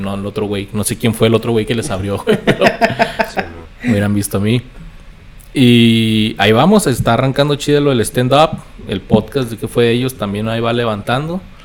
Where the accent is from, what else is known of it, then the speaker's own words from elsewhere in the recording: Ciudad Juárez, Chihuahua, Mexico; also born or lived in Mexico City / El Paso, Texas, United States; la vida me trajo de, regreso a, Ciudad Juárez.